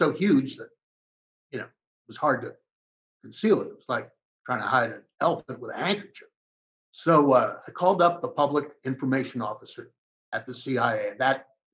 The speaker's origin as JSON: {"language": "English", "region": "New York", "country": "United States", "said": "I'm a New Yorker."}